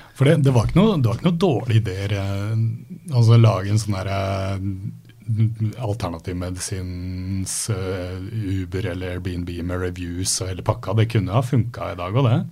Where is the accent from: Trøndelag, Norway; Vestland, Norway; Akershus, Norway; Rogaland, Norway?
Akershus, Norway; Bjørkelangen; Bjørklagen, der jeg kommer fra.